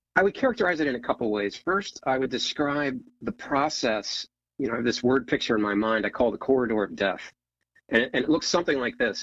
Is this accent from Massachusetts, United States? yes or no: no; Ohio, United States; moved away as an adult; now in Northern Virginia, United States; so I grew up in Ohio, small town, four sisters